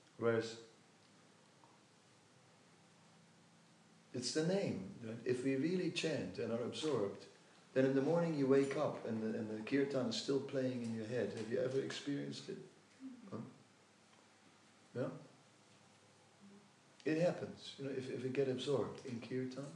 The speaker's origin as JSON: {"language": "English", "country": "Netherlands", "said": "I'm from Holland"}